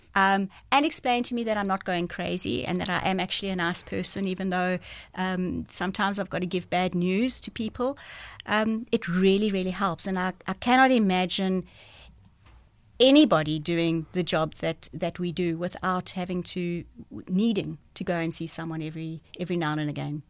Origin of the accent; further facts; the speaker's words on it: Port Elizabeth, Eastern Cape, South Africa; also born or lived in George; I was born in George, but I, I grew up in Port Elizabeth. So from the age of about six, I've been in P E.